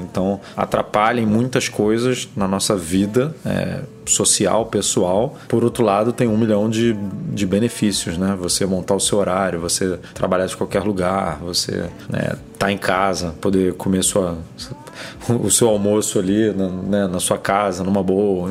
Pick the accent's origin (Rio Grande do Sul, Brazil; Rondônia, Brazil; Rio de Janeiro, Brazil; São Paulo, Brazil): Rio de Janeiro, Brazil; eu sou do Rio